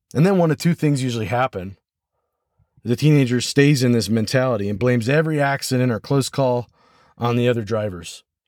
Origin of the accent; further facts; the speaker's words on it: United States; first language English; my first language, obviously, is American English, and my second language is French